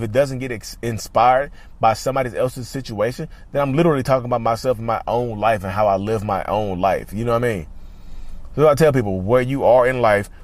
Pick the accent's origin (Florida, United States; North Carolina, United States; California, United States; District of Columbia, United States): North Carolina, United States; North Carolina, my home state.